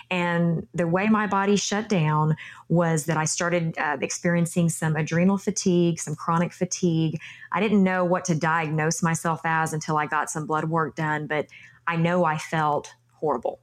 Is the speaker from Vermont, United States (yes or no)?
no; Texas, United States; my home state of Texas